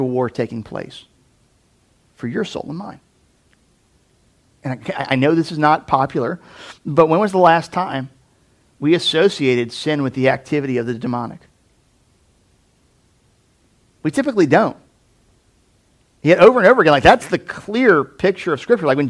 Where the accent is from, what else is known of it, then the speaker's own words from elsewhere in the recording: United States; American Christians